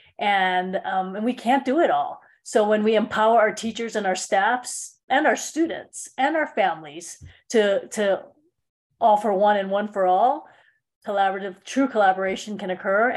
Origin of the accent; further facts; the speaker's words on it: Honolulu, Hawaii, United States; moved away; also born or lived in Denver, Colorado; Born and raised in Honolulu, Hawaii